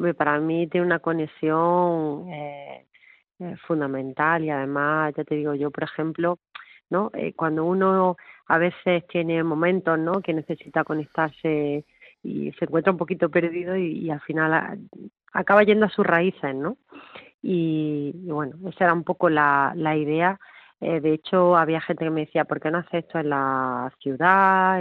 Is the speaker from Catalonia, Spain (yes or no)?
no; Órgiva, Andalusia, Spain; en mi pueblo, en Órgiva